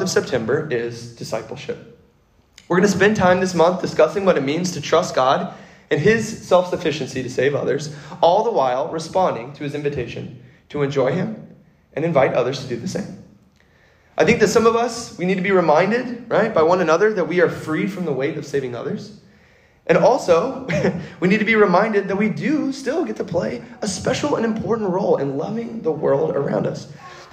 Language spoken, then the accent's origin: English; Kentucky, United States; moved away as an adult; also born or lived in California; I grew up in Kentucky, far, far away from an ocean